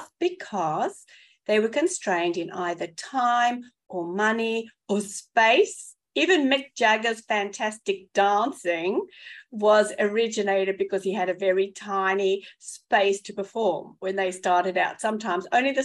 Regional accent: South Africa; moved away as an adult; now in Melbourne, Australia; my accent by now that I hail from South Africa originally, but I've been in Melbourne for 24 years

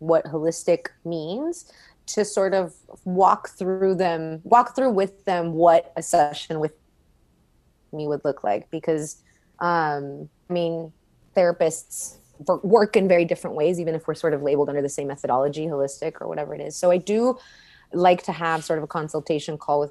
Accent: Laredo, Texas, United States; moved away as an adult; also born or lived in San Antonio; now in Austin, United States; I grew up in Laredo most of my life, or all of my life, actually, until I turned 18.

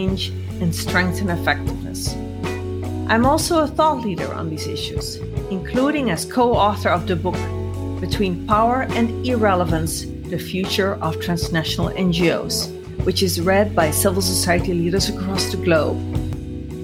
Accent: Netherlands; in the Netherlands, my home country

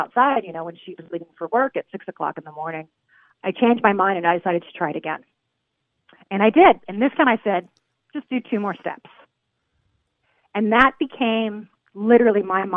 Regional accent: Santa Maria, California, United States; I grew up in a small town in California, Santa Maria

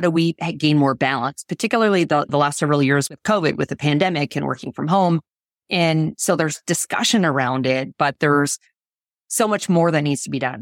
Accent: Canada; moved away as an adult; now in United States; born in Canada

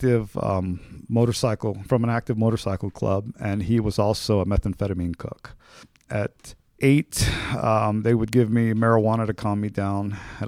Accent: Oroville, California, United States; I am from Northern California, a small town called Orville. My parents divorced when I was five.

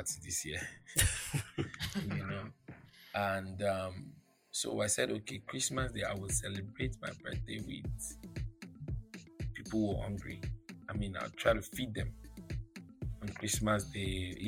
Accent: Lagos, Nigeria; I was born in Itire Lagos. Itire is a poor place

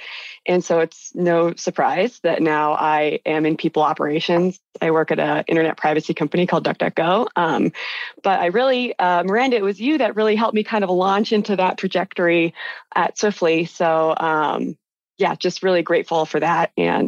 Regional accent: California, United States; I grew up in California. I went to school in California

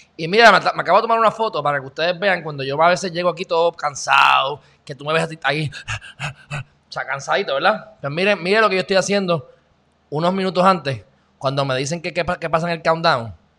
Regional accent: Puerto Rico; accent: Puerto Rican; also born or lived in Texas; yo soy un jibarito de Puerto Rico

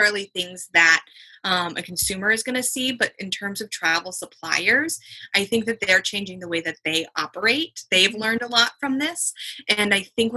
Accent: East Coast, United States; I'm from the East Coast

